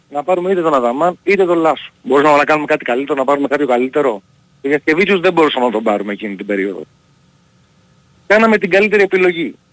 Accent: Kalamata, Peloponnese, Greece; Ε, επειδή ε, είμαι από την Καλαμάτα κιόλα.

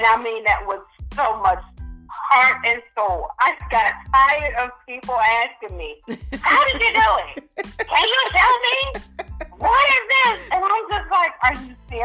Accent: Philadelphia, Pennsylvania, United States; I'm from North Philadelphia

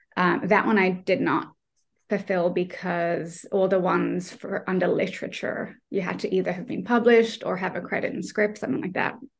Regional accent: Australia; moved away as an adult; now in Ireland; I'm not Irish. I'm Australian. I'm just living here.

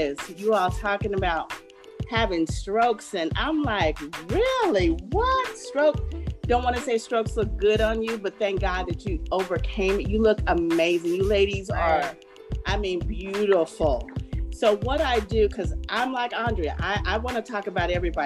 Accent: Dallas, Texas, United States; moved away as an adult; also born or lived in San Antonio, Texas; But I am from Dallas, and I lived in San Antonio for over 17 years

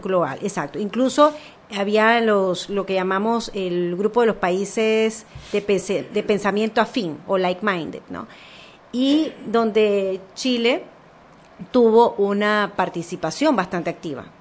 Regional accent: Panama; como panameña de clase media

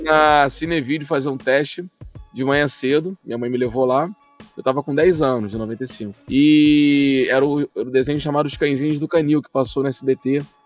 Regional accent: Rio de Janeiro, Brazil; eu sou de Campo Grande aqui no Rio de Janeiro

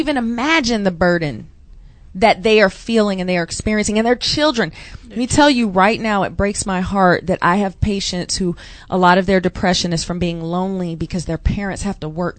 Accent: California, United States; also born or lived in Jacksonville, Florida; I grew up in California. So the Mexican community is us, right?

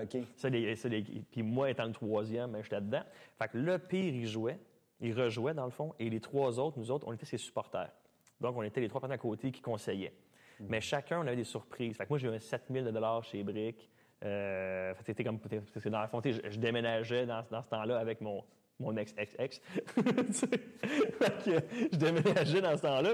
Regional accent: Mont-Saint-Hilaire, Quebec, Canada; also born or lived in Sainte-Julie; J'étais revenu à Mont-Saint-Hilaire, euh, ma ville natale, chez ma sœur

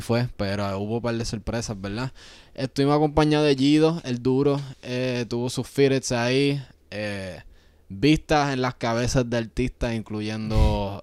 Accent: Yauco, Puerto Rico; moved away; nosotros somos de Yauco, es un pueblo bien chiquito. Creciendo ahí

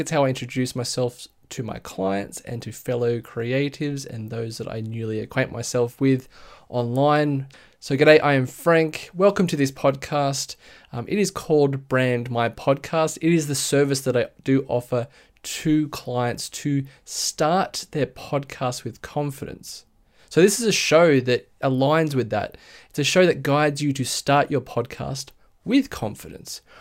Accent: Blue Mountains, west of Sydney, New South Wales, Australia; I'm from Sydney, Australia, a bit west of Sydney, actually, in the Blue Mountains.

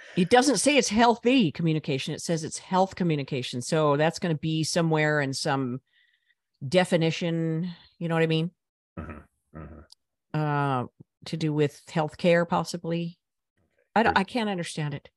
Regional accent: United States; I'm an American

